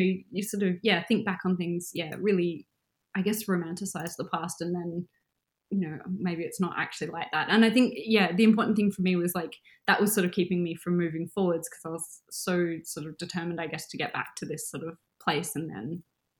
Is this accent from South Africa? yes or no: no; Adelaide, South Australia, Australia; moved away as an adult; also born or lived in Melbourne, Australia; now in Perth, Australia; Adelaide, which is my hometown